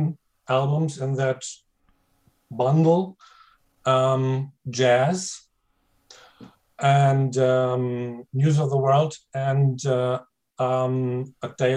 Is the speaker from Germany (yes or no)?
yes; Germany; English is a second language; I am German